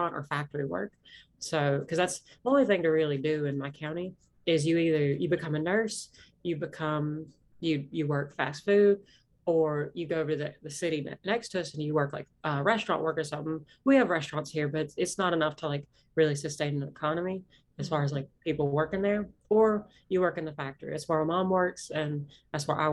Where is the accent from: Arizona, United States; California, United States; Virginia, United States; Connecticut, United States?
Virginia, United States; Southwest; accent: Appalachian; I grew up in Southwest Virginia, grew up in Appalachia, like, you know, grew up in the Blue Ridge, you know, area